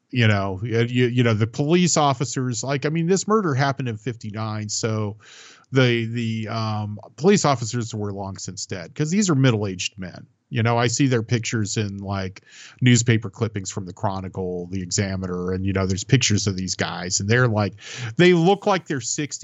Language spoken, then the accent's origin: English; San Francisco, California, United States; born there; Being older finally paid off in a slight way because it's like I was born in San Francisco from my gossipy mom and other things.